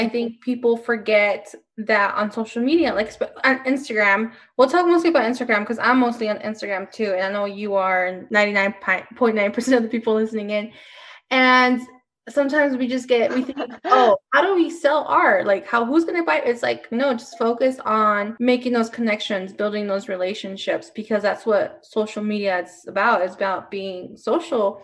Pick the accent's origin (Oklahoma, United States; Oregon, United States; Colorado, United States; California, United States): Colorado, United States; Denver; I'm from Denver